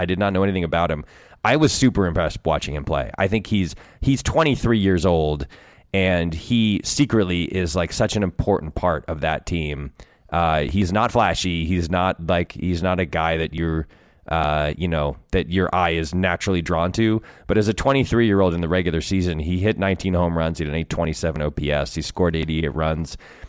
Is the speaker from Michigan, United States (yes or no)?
no; West Hartford, Connecticut, United States; I grew up in West Hartford.